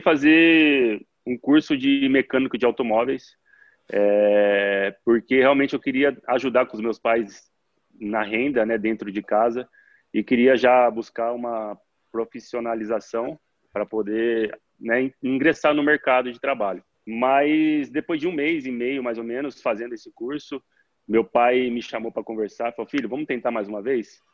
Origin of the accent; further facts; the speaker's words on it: Araçatuba, São Paulo, Brazil; Eu sou de Araçatuba, interior de São Paulo